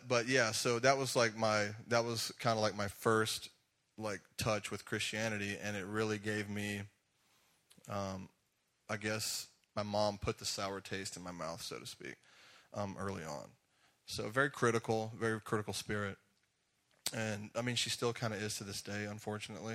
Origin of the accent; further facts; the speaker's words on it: Jackson, Georgia, United States; accent: Southern drawl; also born or lived in Griffin, Georgia / Atlanta area, Georgia; I grew up in a really small town called Jackson, Georgia